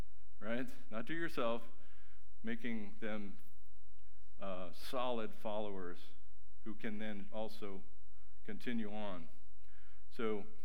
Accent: Mexico; moved away; I grew up in Mexico with boats

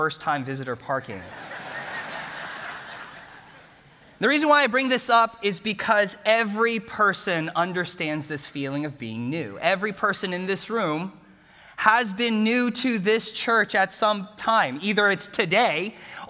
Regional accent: Bellaire, Texas, United States; I grew up in Bel Air, Texas, graduated from Bel Air High School

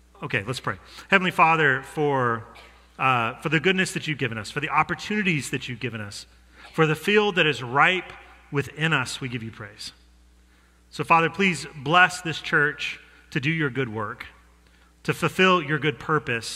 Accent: Denver, Colorado, United States; I'm from Denver

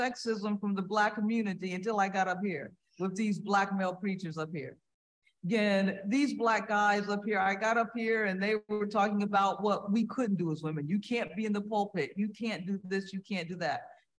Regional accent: Dayton, Ohio, United States; Growing up in Dayton, when I think of growing up in Dayton, Ohio, which is where I'm from

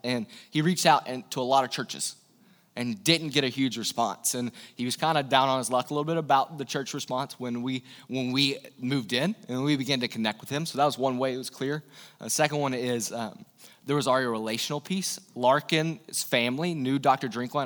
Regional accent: East Tennessee, United States; I'm from the South. I'm from East Tennessee, Bible Belt

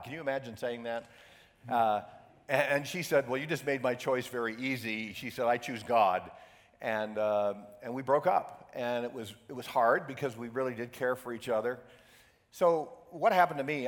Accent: Syracuse, New York, United States; I grew up in Syracuse, New York, upstate New York, where uh, we get 10 feet of snow every year

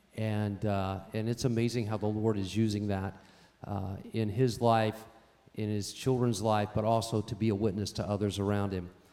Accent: United States; I'm an American

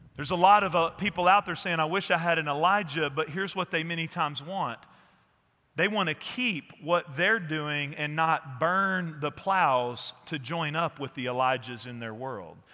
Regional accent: Fort Worth, Texas, United States; I'm from Fort Worth too

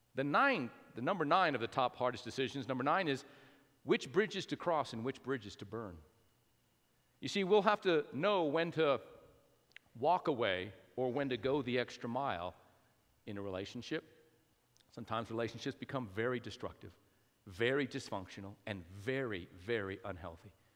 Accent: Albuquerque, New Mexico, United States; moved away as an adult; now in Lubbock, United States; born and raised in New Mexico, my wife and I spent 30 years of my life in Albuquerque.

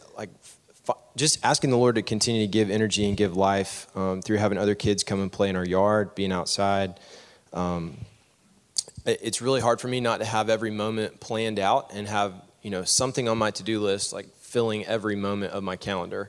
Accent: Knoxville, Tennessee, United States; moved away as an adult; also born or lived in Nashville, United States; now in Memphis, United States; I grew up in Knoxville in a Christian home

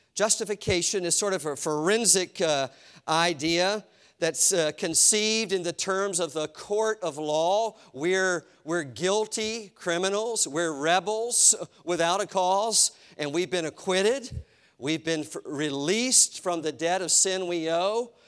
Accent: Eastern North Carolina, United States; my house where I grew up in Eastern North Carolina

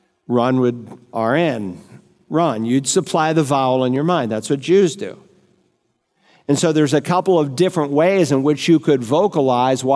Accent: New England, United States; where I grew up in New England

